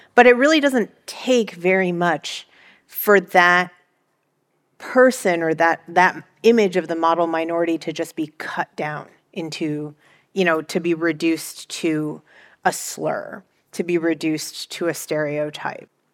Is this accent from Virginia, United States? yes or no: yes; Northern Virginia, United States; first language Mandarin; English is a second language; this neighborhood growing up, ours was a multi-generational household